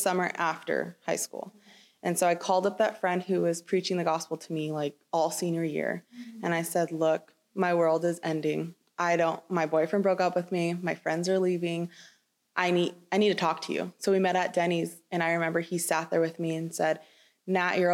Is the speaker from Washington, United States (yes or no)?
no; Chino Hills, California, United States; I grew up in Chino Hills